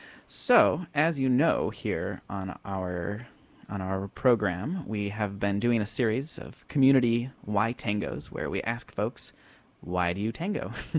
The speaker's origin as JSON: {"language": "English", "town": "Viroqua", "region": "Wisconsin", "country": "United States", "tie": "born or raised there", "also_born_or_lived": "Madison, Wisconsin", "moved": "yes", "said": "my hometown of Viroqua, Wisconsin"}